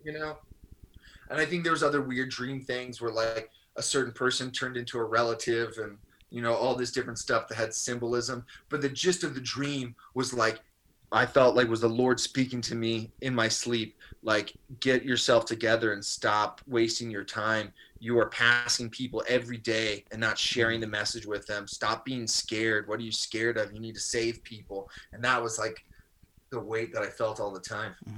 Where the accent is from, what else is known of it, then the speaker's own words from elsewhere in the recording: Maryland, United States; I grew up in Maryland